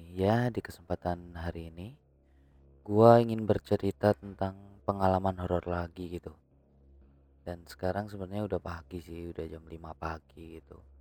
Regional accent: Turen, East Java, Indonesia; Jadi kita dari Malang, Malang Selatan dari Turen ya, eh, tempat gua gitu.

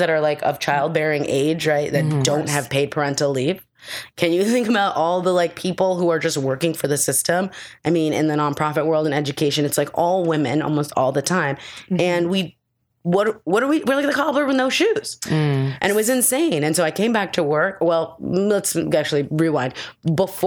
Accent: New York City, New York, United States; I was raised in Gramercy Park on 21st Street

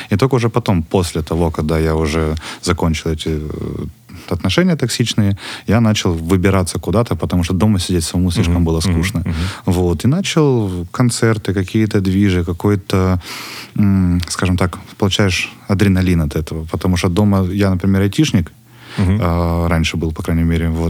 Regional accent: Western Siberia, Russia; now in Ukraine; На самом деле, просто у меня в регионе, я приехал из Западной Сибири, у нас там нет концертів, практически

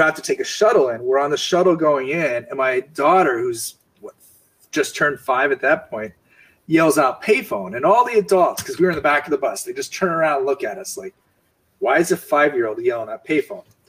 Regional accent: Bethlehem, Pennsylvania, United States; I grew up in Bethlehem, Pennsylvania, which was a steel town

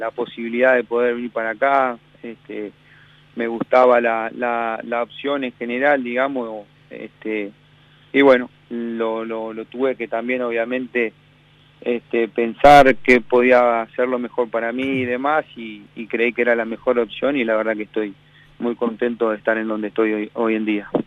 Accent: Uruguay; moved away as an adult; also born or lived in Zaragoza, Spain; now in United States; yo me fui de Uruguay con 21 casi recién cumplido

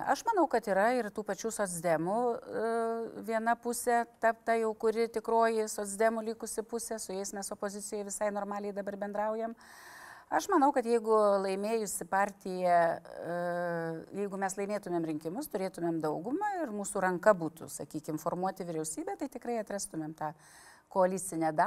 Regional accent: Panevėžys, Panevėžys County, Lithuania; also born or lived in Tytuvėnai / Pasvalys; Šiaip aš esu panevežėti, tilta galiuose mano babytė gyveno ir ten mano tėviškė

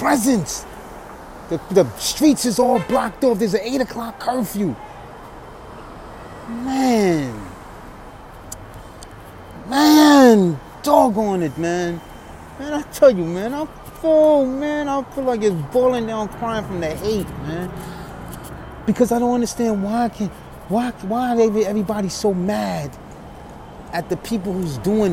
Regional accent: New York City, New York, United States; I'm walking my hometown of New York City

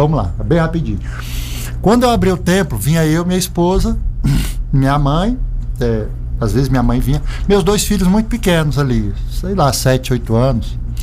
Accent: Brasília, Federal District, Brazil; now in Alto Paraíso, Brazil; Eu sou brasiliense de nascença, filho de servidores públicos

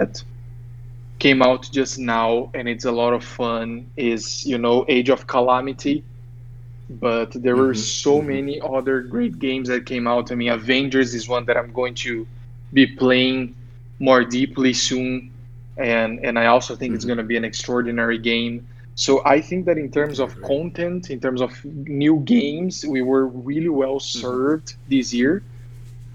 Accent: Brazil; moved away as an adult; also born or lived in San Diego, United States; we were born and raised in Brazil. It's like after living almost six years in San Diego

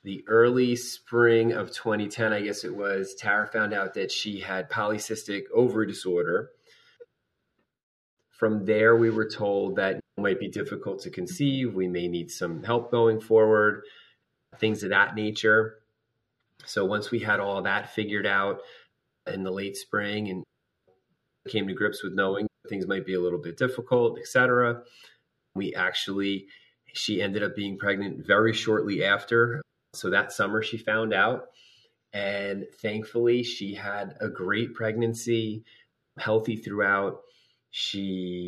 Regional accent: New Jersey, United States; I am from New Jersey.

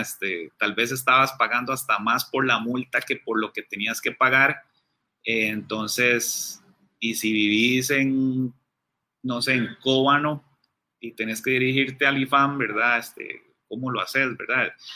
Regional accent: Costa Rica

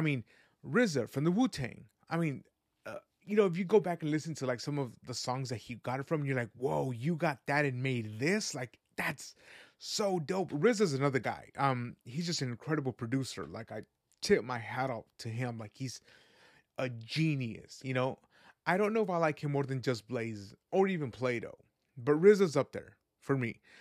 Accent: West Coast, United States; also born or lived in Guadalajara, Jalisco, Mexico; I was raised in the West Coast

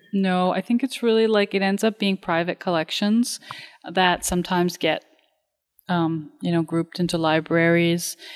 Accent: Romania; moved away; I come from Romania

